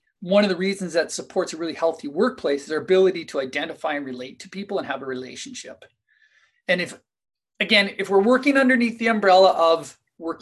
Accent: Kamloops, British Columbia, Canada; I'm from Kamloops, based out of Kamloops here, British Columbia

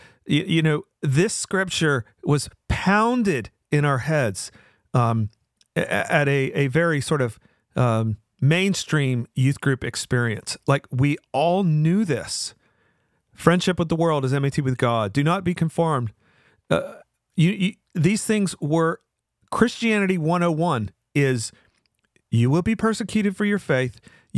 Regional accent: the South, United States; accent: Southern; It's sort of like a Southern accent, which, you know, I sort of hide my Southern accent as a way to mask where I'm from.

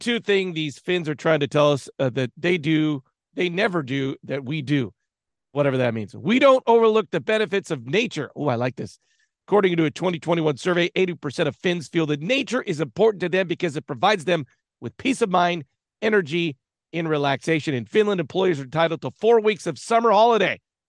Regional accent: United States

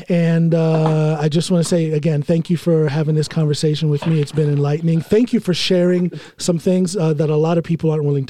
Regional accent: United States; moved away as an adult; now in Norway; when I tell them I'm an American.

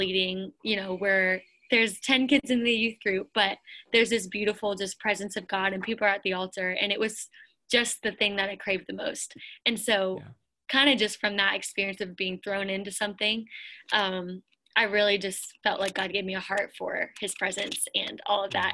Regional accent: Pennsylvania, United States; moved away as an adult; also born or lived in Lakeland, Florida; I grew up in Pennsylvania

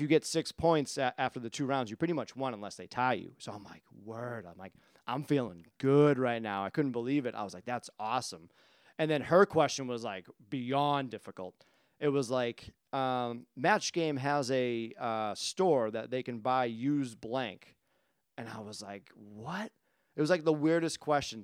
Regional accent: Quincy, Massachusetts, United States; moved away as an adult; now in Whitman, United States; I was like, "Quincy."

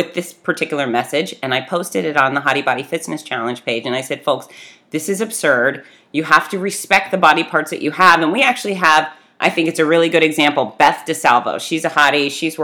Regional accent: Fort Lauderdale, Florida, United States; I grew up in Fort Lauderdale

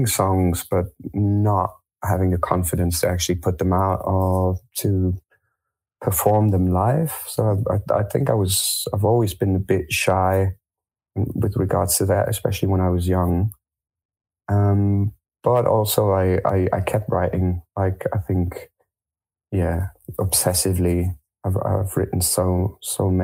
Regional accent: Germany; also born or lived in France; I was born in France. I grew up in Germany.

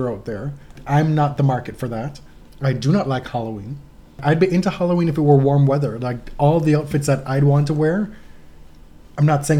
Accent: Jamaica; moved away; I grew up in Jamaica.

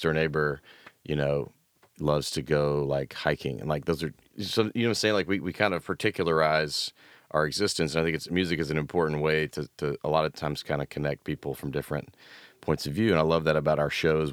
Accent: Memphis, Tennessee, United States; also born or lived in Knoxville; now in Nashville, United States; I grew up in Memphis, went to school in Knoxville, ended up here

